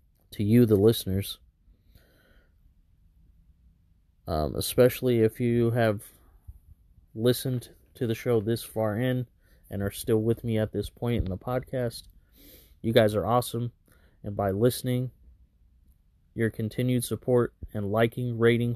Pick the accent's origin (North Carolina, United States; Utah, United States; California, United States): California, United States; Fresno; Burial 13 is a clothing brand based right here in Fresno, California, my hometown